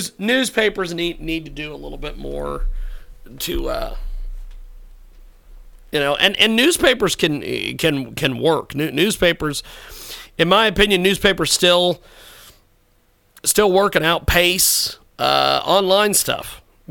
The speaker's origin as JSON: {"language": "English", "town": "McPherson", "region": "Kansas", "country": "United States", "tie": "born or raised there", "said": "My hometown of McPherson, Kansas"}